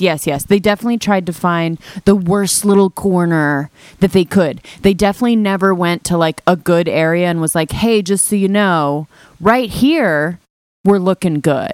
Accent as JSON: {"language": "English", "region": "California", "country": "United States", "tie": "born or raised there", "moved": "yes", "said": "I'm from California"}